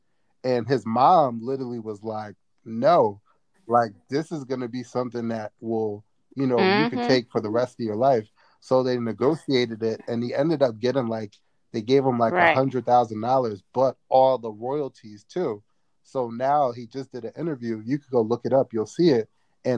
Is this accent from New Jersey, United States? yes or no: yes; Trenton, New Jersey, United States; now in Philadelphia, United States; So I was born in Trenton, New Jersey. So I'm a citizen. I'm a citizen at the end of the day.